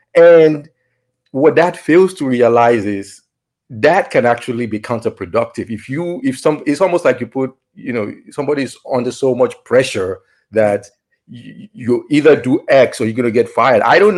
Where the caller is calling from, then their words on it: Valencia, Valencian Community, Spain; From Valencia, Spain.